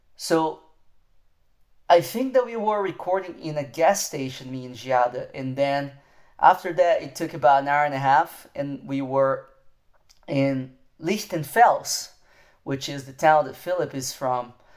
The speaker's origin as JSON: {"language": "English", "country": "Brazil", "moved": "yes", "said": "I am from Brazil"}